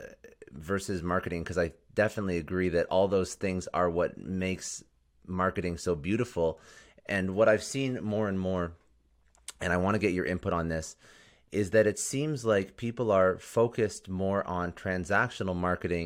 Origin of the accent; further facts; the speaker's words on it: Toronto, Ontario, Canada; I'm Canadian as well, so I'm also from Toronto.